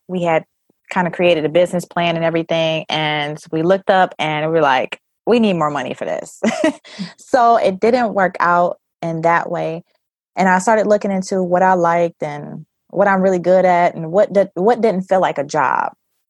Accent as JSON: {"language": "English", "town": "Detroit", "region": "Michigan", "country": "United States", "said": "I come from Detroit, Michigan. My whole family lives here. And this is where I kind of stuck. I kind of ventured out into the suburbs, but end up coming back, and I love it."}